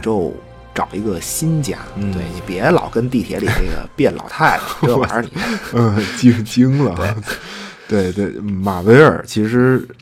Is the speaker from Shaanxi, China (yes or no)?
no; Beijing, China; accent: 京腔 (Beijing accent); 我这一京腔儿说书人